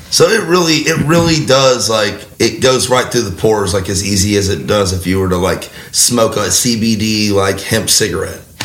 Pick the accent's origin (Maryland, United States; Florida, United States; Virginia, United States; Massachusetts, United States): Florida, United States; moved away; I'm from Florida.